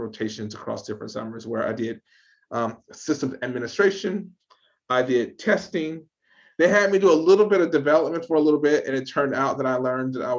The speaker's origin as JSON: {"language": "English", "area": "outside Atlanta", "region": "Georgia", "country": "United States", "tie": "born or raised there", "said": "So, I grew up in Georgia. And I grew up outside of Atlanta"}